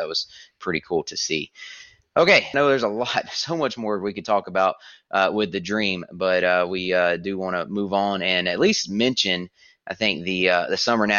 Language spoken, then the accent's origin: English; Pensacola, Florida, United States; moved away; I grew up near Pensacola, Florida